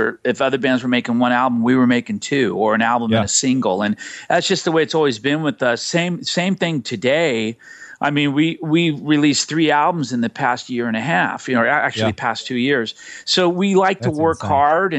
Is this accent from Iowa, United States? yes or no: no; Los Angeles, California, United States; We weren't a band that was raised in the church. We were a band that was raised on the streets of L.A.